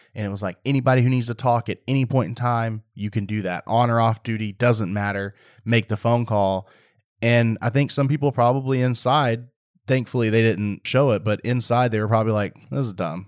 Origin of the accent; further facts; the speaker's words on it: Waller County, Texas, United States; growing up in Waller County, out there, all we had was E M S